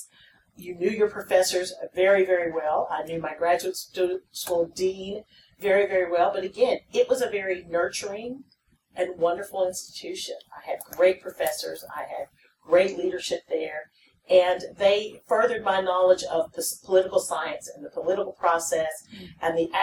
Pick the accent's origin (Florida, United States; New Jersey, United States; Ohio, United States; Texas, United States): Texas, United States; Palacios; moved away as an adult; also born or lived in Austin, Texas; my dorm was almost as large as my hometown